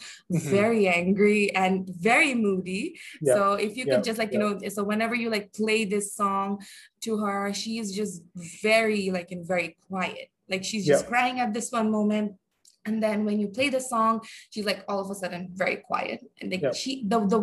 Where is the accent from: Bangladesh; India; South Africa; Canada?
Bangladesh; I am from Bangladesh